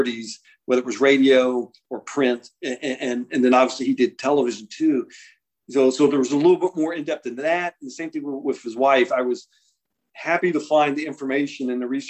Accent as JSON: {"language": "English", "region": "Ohio", "country": "United States", "tie": "born or raised there", "said": "I grew up in Ohio"}